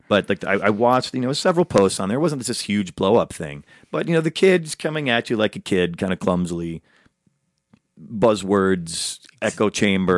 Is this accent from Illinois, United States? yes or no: yes; Chicago, Illinois, United States; now in Los Angeles, United States; he's also from my hometown, Chicago